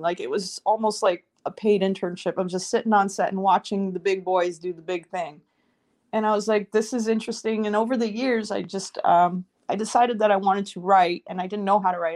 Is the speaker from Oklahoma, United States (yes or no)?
no; New York City, New York, United States; moved away as an adult; also born or lived in Moscow, Russia; now in Los Angeles, United States; I was born in Moscow, and then my family emigrated to the US when I was four years old, and I grew up in New York City